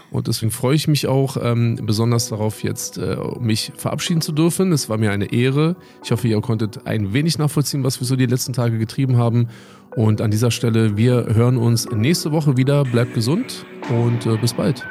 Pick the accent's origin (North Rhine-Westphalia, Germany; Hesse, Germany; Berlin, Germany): Berlin, Germany; born or raised there; moved away as an adult